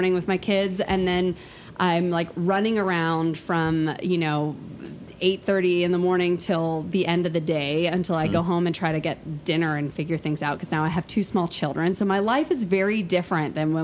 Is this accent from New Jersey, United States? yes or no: yes; New Jersey, United States; moved away as an adult; also born or lived in Conway, South Carolina / Greenville, South Carolina / Ithaca, New York / Paris, France; now in Asheville, United States; I was born in South Carolina in Conway, and we lived in Greenville when I was a little girl, but then I grew up in New Jersey.